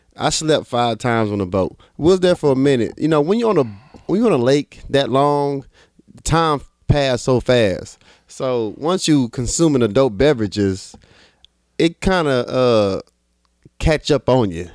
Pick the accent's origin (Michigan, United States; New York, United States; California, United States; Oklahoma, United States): New York, United States; New York City; I'm from Brooklyn